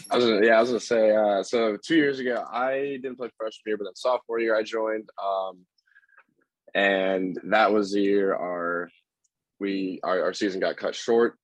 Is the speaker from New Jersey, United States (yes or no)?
no; Carmel, Indiana, United States; I'm also from Carmel, Indiana, and I also went to high school with Zach at University High School